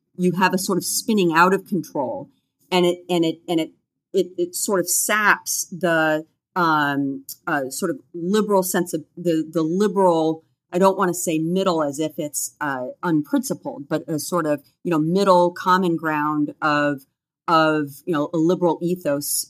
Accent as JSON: {"language": "English", "country": "United States", "tie": "born or raised there", "said": "growing up in the United States"}